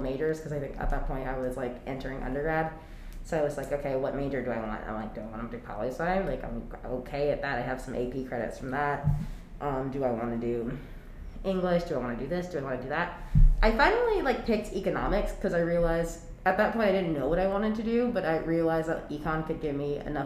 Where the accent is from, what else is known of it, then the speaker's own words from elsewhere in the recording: Worcester, Massachusetts, United States; moved away as an adult; now in New York, United States; I was born and raised in Worcester, Massachusetts